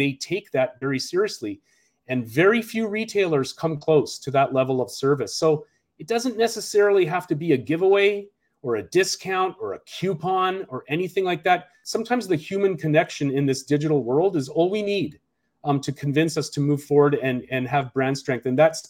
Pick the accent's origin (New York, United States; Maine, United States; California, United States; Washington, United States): Washington, United States; Seattle; a best example I've seen is here in my hometown in Seattle.